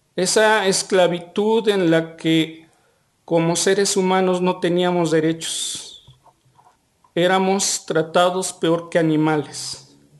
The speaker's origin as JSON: {"language": "Spanish", "area": "Xochimilco", "region": "Mexico City", "country": "Mexico", "said": "Nosotros venimos de la tierra, somos los herederos de quienes construyeron las chinampas"}